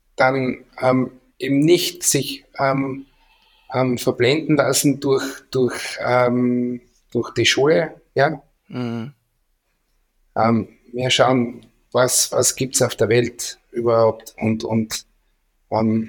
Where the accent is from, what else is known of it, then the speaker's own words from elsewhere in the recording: Austria; wir sind Österreicher